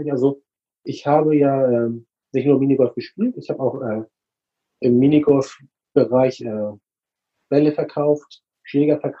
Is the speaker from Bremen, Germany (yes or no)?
no; Flensburg, Schleswig-Holstein, Germany; moved away as an adult; now in Hamburg, Germany; Also ich komme mehr aus Hamburg, eigentlich geborener Flensburger. Beruflich hat es mich äh, nach Hamburg verschlagen.